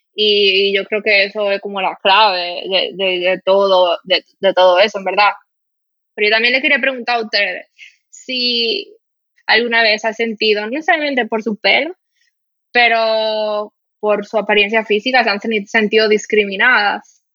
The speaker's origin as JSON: {"language": "Spanish", "country": "Dominican Republic", "also_born_or_lived": "Spain", "accent": "Dominican", "moved": "as an adult", "said": "cuando me decían, \"¿De dónde tú eres?\" y yo le decía que yo era dominicana"}